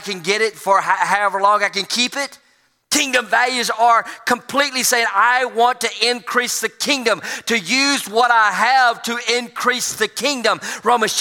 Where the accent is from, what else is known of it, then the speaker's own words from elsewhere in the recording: United States; being from the United States